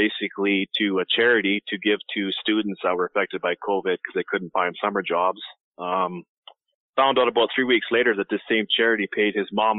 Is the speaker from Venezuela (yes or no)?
no; Calgary, Alberta, Canada; moved away; I'm originally from Calgary